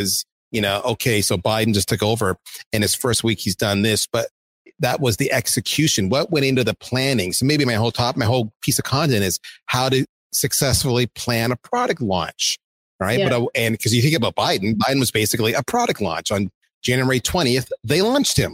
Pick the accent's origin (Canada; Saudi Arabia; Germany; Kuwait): Canada; I'm Canadian